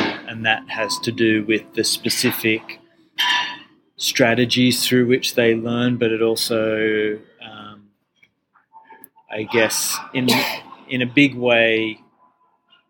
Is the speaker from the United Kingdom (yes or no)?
no; Australia; moved away as an adult; also born or lived in Toronto, Canada; now in Canada; I grew up in Australia